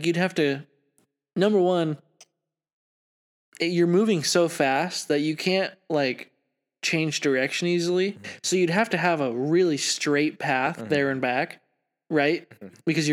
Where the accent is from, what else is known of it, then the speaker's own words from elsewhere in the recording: United States; I'm an American